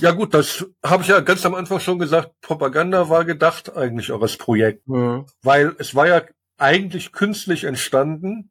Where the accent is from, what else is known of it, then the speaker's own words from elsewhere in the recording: Germany; als Ausländer, als Deutscher